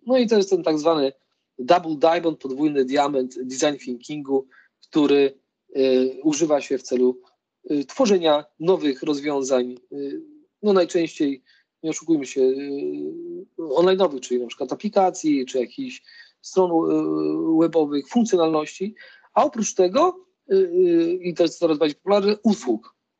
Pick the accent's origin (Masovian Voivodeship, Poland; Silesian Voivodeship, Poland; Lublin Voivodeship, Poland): Lublin Voivodeship, Poland; Lublin; Ja pochodzę w ogóle z, z Lublina